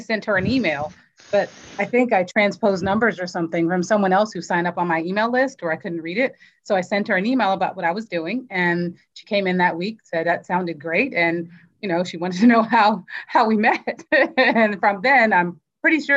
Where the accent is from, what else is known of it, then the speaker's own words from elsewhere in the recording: Virginia, United States; moved away as an adult; now in Florida, United States; In Virginia. I'm from Virginia